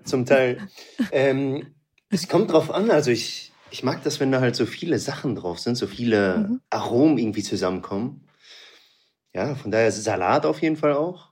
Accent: Münster, North Rhine-Westphalia, Germany; Aus NRW, Münster. Ah. Da bin ich aufgewachsen.

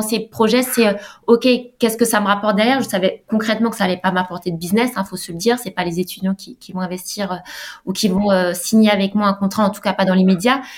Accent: Alsace, Grand Est, France; moved away as an adult; now in Nice, France; je suis d'Alsace

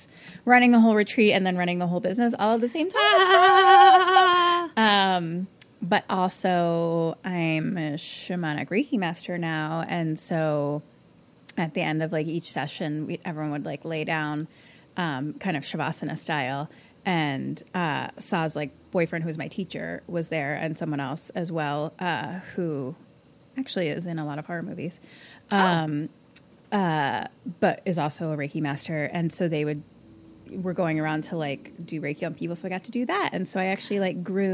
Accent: Philadelphia, Pennsylvania, United States; accent: Philly; moved away; everyone there was from like Philly, but like from my neighborhood

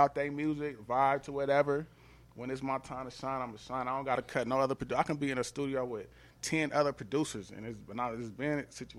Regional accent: Atlanta, Georgia, United States; now in Los Angeles, United States; Even when I just moved to L.A. recently from Atlanta, like, I didn't go to L.A. like thinking, oh, I'm from Atlanta.

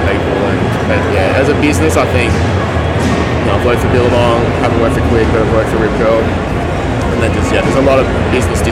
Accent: Mullumbimby, New South Wales, Australia; I grew up in Mullum

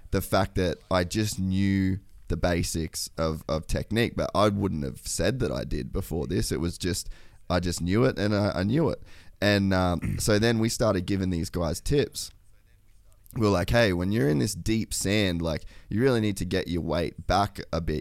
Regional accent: Australia; as an Australian

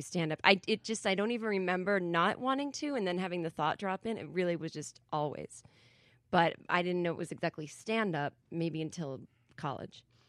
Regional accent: Massachusetts, United States; moved away as an adult; also born or lived in New York; I'm from Massachusetts originally

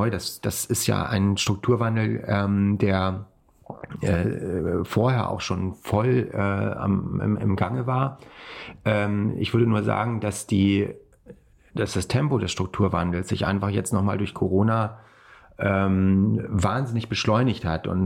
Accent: Kassel, Hesse, Germany; ich bin ja äh, in Kassel aufgewachsen.

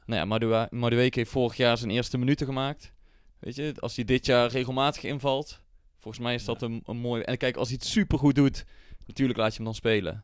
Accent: North Brabant, Netherlands; voor Eindhoven, gewoon voor ons als Brabanders

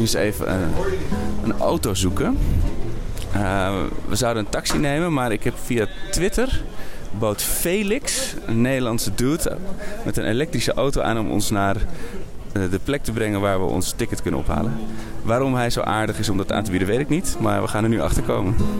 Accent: Netherlands; als Nederlanders

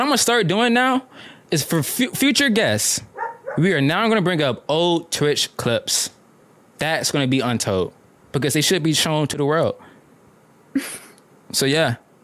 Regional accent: Atlanta, Georgia, United States; I'm from Atlanta

